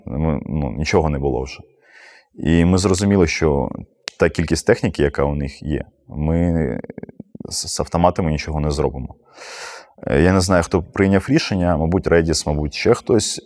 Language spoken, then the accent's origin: Ukrainian; Mariupol, Donetsk Oblast, Ukraine; моє рідне місто